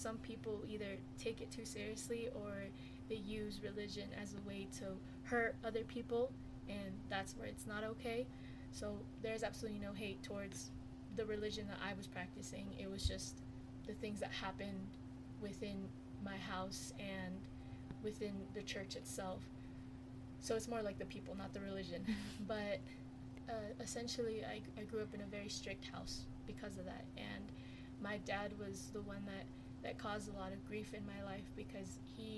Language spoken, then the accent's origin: English; West Jordan, Utah, United States; now in Herriman, United States; grew up in West Jordan my whole life